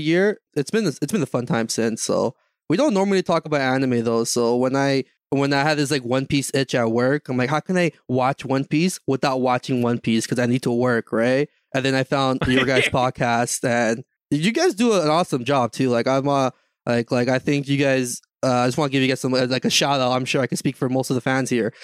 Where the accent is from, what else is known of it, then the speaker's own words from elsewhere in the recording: Canada; I'm from, I'm from Canada